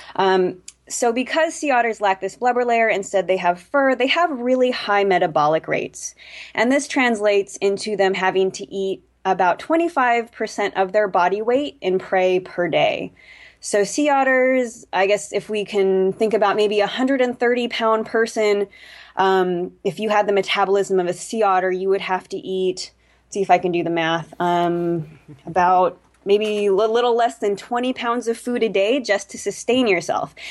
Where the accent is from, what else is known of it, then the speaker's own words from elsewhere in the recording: California, United States; I was a kid growing up in California, um, lived by the coast